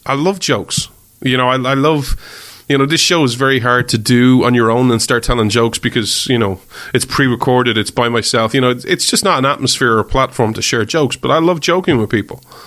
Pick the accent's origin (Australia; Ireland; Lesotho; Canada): Ireland; I'm Irish